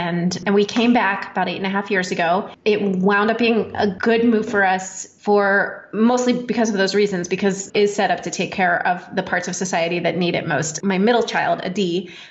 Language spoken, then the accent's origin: English; Pennsylvania, United States; moved away as an adult; now in Israel; I grew up in Pennsylvania on the East Coast